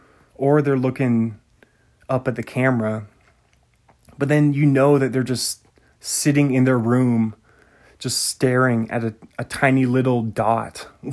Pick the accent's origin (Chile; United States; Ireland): United States; New England; accent: New England; That's my New England accent. You got lots of ponds up here in New England.